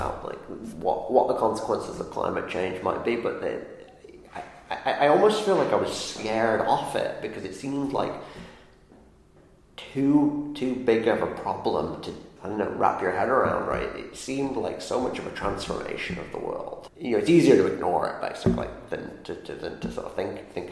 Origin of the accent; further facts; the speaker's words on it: the north of England, United Kingdom; now in Ithaca, United States; I grew up in England, north of England